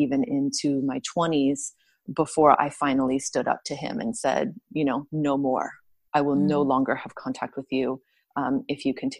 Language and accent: English; Southern California, United States; I was raised in Southern California where it was warm